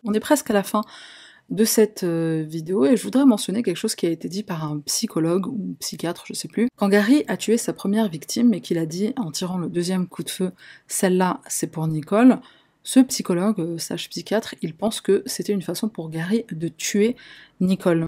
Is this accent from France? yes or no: no; Algeria; je suis une Algérienne